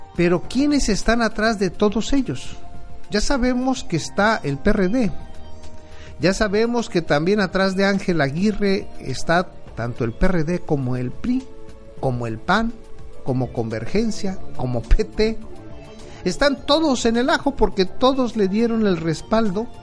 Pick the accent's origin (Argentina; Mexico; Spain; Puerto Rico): Mexico; como familia que somos, somos mexicanos